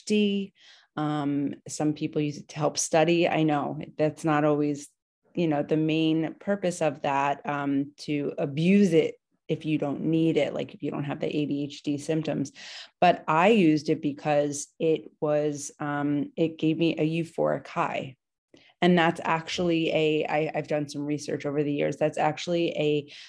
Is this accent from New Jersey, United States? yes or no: yes; New Jersey, United States; now in New York, United States; I am originally from New Jersey. I live, you know, the Jersey Shore. I live in New York right now